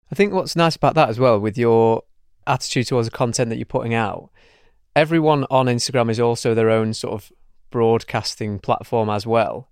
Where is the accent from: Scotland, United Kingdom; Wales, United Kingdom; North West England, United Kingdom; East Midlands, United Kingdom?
North West England, United Kingdom; Manchester; I'm from Manchester as well